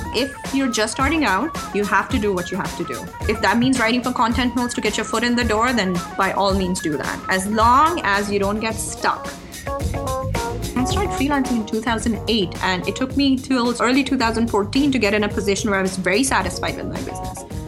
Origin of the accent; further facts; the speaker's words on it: Pakistan; first language Urdu; moved away as an adult; now in Dubai, United Arab Emirates; I was born in Pakistan, it's my second language